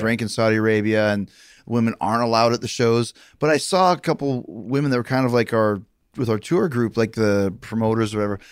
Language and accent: English; Winnipeg, Manitoba, Canada; moved away; also born or lived in Calgary; I grew up in Winnipeg, but I trained for wrestling in Calgary